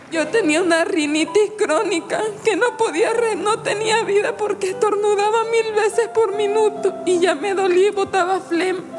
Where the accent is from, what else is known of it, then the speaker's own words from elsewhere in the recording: La Guajira, Colombia; Nosotros venimos de La Guajira con mi